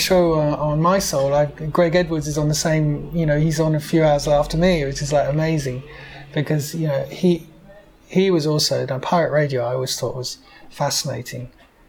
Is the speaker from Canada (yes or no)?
no; France; also born or lived in Belgium / England; I was brought up in France and Belgium and in England, moved around quite a bit.